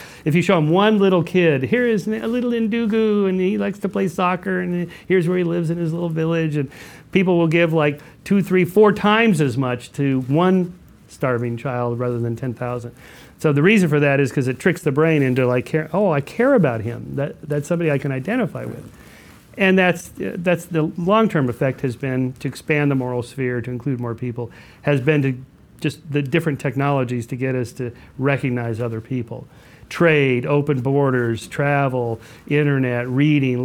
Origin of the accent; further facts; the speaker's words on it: California, United States; as a Californian who only ever drives anywhere